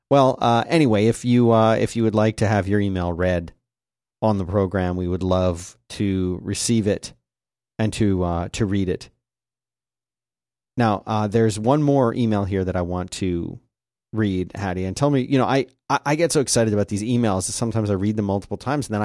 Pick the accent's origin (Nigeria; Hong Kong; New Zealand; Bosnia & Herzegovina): Nigeria; A bit of background: I'm originally from Nigeria, and many, though not necessarily all, Nigerians have this interesting habit when they name their kids.